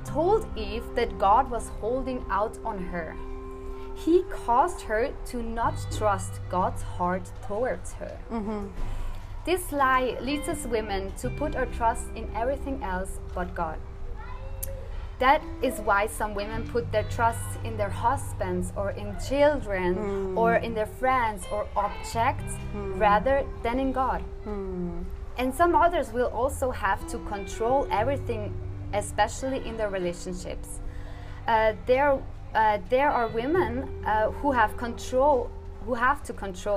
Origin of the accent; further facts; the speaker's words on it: Switzerland; I'm from Switzerland, and I'm 24 years old